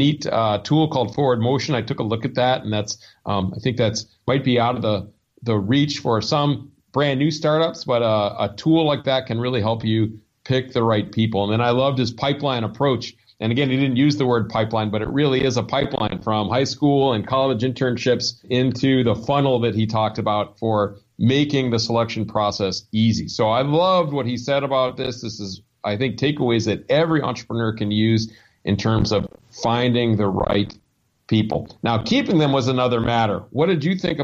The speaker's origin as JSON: {"language": "English", "town": "Ann Arbor", "region": "Michigan", "country": "United States", "tie": "born or raised there", "moved": "yes", "said": "Ann Arbor, Michigan, which was my hometown."}